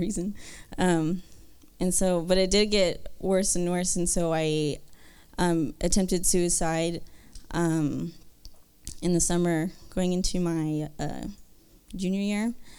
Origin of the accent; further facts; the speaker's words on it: Kyle, Texas, United States; I'm from Texas um, in, in Kyle